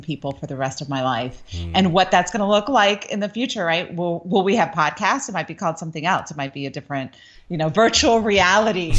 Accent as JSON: {"language": "English", "town": "Coral Gables", "region": "Florida", "country": "United States", "tie": "born or raised there", "said": "I grew up in Coral Gables, Florida"}